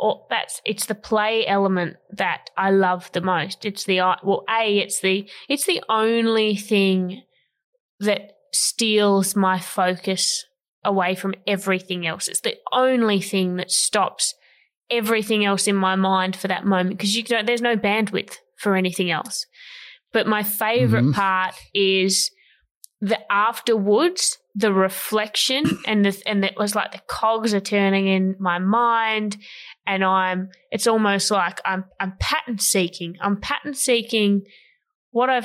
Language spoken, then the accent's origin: English; Ulverstone, Tasmania, Australia; my Tassie people